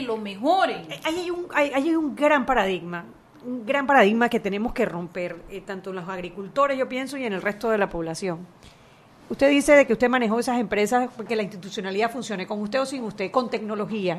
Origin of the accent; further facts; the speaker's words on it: Panama City, Panama; moved away as an adult; also born or lived in Chiriquí; Yo nací en Panamá, me crié en Panamá, estudié la universidad en Panamá